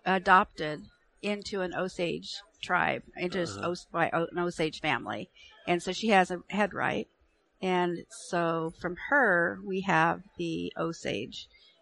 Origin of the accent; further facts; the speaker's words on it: Ethiopia; I'd love to go back to where I grew up in Ethiopia and help improve the health and well-being of populations.